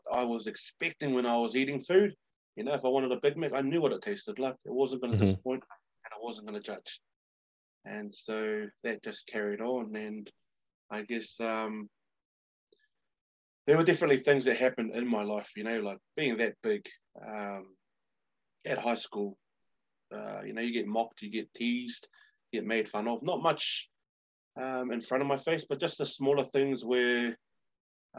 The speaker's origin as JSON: {"language": "English", "country": "New Zealand", "said": "as a New Zealander, but also a Samoan"}